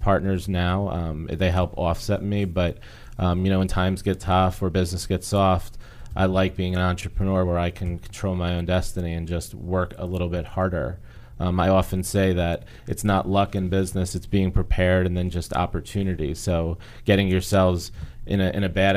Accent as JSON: {"language": "English", "town": "Northport", "region": "New York", "country": "United States", "said": "I'm from Long Island, New York, in a small town called Northport on the Water"}